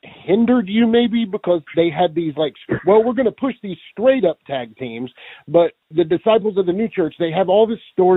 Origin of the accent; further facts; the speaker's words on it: Southwest Virginia, Appalachia, United States; I'm a kid from Southwest Virginia, East Tennessee area. So I have that Appalachian draw